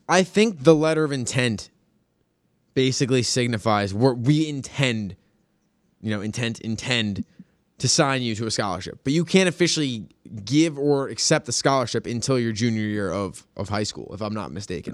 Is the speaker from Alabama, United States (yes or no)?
no; Long Island, New York, United States; growing up on Long Island, you know, going to um going to Hebrew school